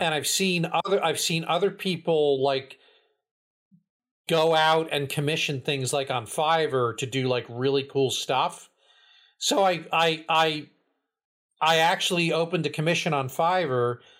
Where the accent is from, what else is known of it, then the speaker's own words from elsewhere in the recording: New Jersey, United States; accent: Jersey; we're from Jersey.